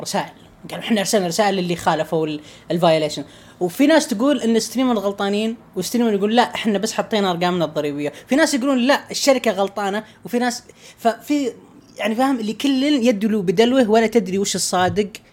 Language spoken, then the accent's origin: Arabic; Saudi Arabia; عندنا في السعوديه